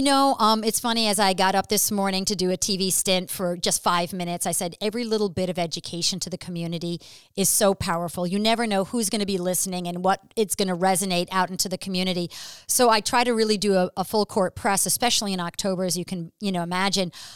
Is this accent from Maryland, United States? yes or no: no; New York City, New York, United States; moved away; I'm actually originally from New York City